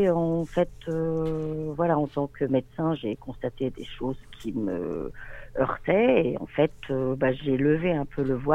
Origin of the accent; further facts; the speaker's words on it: France; alors que je suis française, entre guillemets, hein